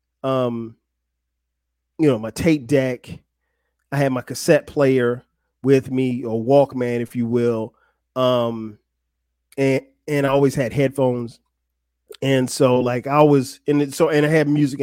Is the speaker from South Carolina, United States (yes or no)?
yes; Florence, South Carolina, United States; moved away; I grew up in Florence, South Carolina. It's not a big place, but it's home.